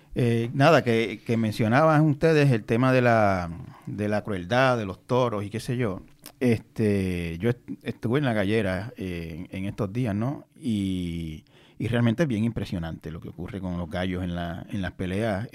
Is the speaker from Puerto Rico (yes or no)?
yes; Santa Isabel, Puerto Rico; En donde yo me crié en Santa Isabel